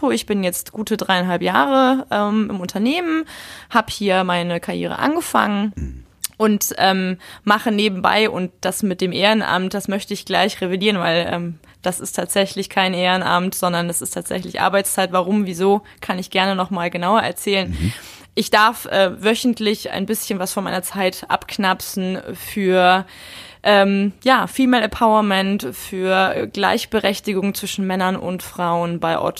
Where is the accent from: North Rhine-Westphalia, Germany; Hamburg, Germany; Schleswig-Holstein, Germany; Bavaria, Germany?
Bavaria, Germany; Munich; ich bin ja äh, gebürtige Münchnerin und dadurch natürlich auch mit der Nähe zu den Bergen aufgewachsen.